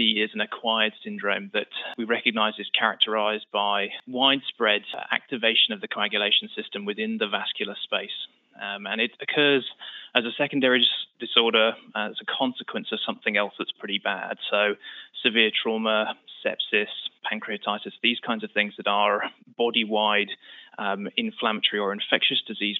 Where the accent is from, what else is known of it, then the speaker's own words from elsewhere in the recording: United Kingdom; moved away as an adult; now in United States; as you can tell from the accent, I'm not originally from New York. We moved from the UK about 5 years ago.